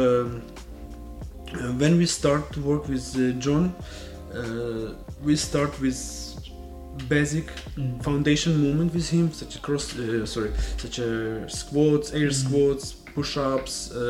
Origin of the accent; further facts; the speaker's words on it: Ukraine; I am from Ukraine, and I am personal trainer, fitness instructor, and CrossFit coach